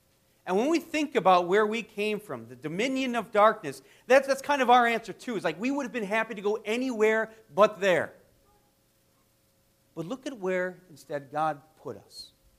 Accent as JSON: {"language": "English", "country": "United States", "said": "I was born a citizen of the United States."}